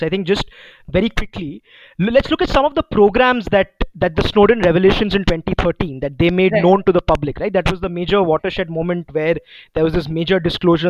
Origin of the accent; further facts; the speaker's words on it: India; as an Indian citizen